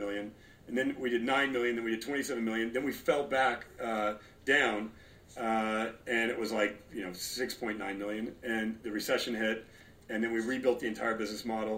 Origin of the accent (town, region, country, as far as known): Los Angeles, California, United States; born or raised there; also born or lived in Torrance, California / Detroit, Michigan